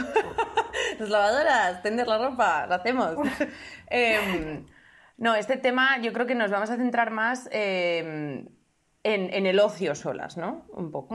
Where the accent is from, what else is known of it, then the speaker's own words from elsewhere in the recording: Madrid, Community of Madrid, Spain; yo vengo de Madrid